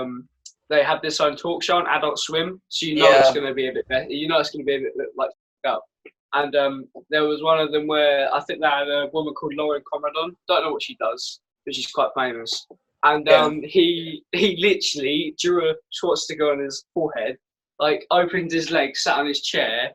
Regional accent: Scotland, United Kingdom; I'm from Scotland

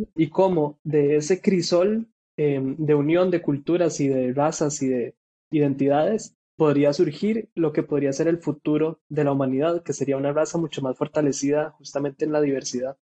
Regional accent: Costa Rica; de Costa Rica

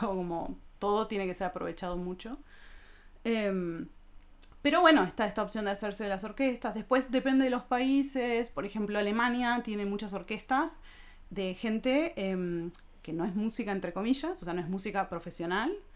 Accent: Argentina; moved away as an adult; now in Germany; soy argentina.

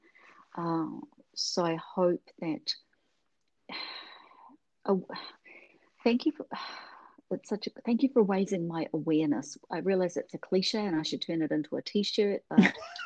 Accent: New Zealand; moved away; I grew up in New Zealand

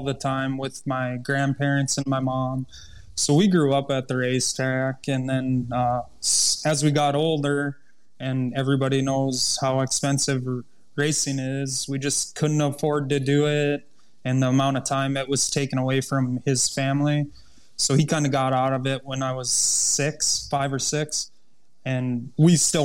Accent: Underwood, United States; Underwood, my hometown track, I've never had so much fun racing as I do there, and I get to do it in front of all my family and friends

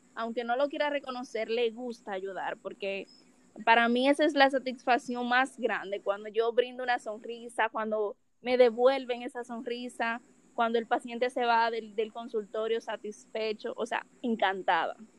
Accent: Dominican Republic; Soy de República Dominicana, 22 años

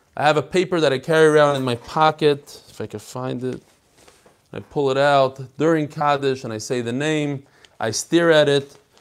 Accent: Chicago, Illinois, United States; I'm from Chicago.

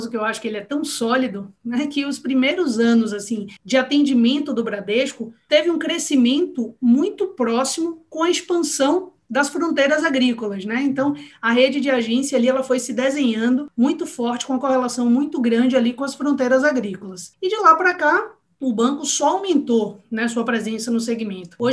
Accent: Salvador, Bahia, Brazil; eu sou baiana, né? Tipo, sou soteropolitana, sou de Salvador, mas minha família é toda do interior da Bahia

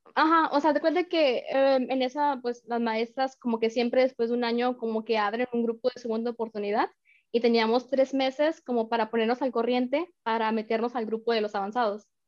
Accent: Mexico; moved away as an adult; also born or lived in France; now in Arizona, United States; soy mexicana, y pues eh, apenas tiene em, un año y medio eh, que estoy viviendo en Estados Unidos

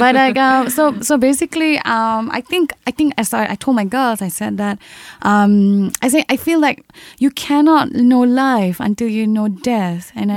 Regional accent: Singapore; I came from a very neighborhood background, from Sembawang Secondary School. I am a neighborhood girl

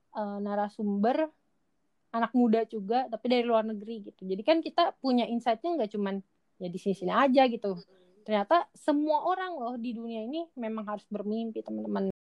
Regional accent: Majalengka, West Java, Indonesia; aku orang Majalengka aku dari Jawa Barat aku dari Indonesia

